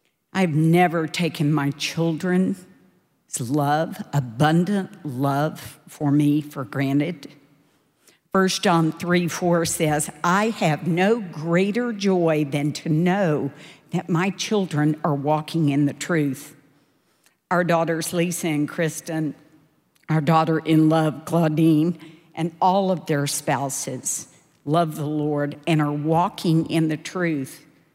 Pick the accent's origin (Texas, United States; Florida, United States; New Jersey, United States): Texas, United States; Dallas; I grew up in Dallas in a really wonderful but imperfect family.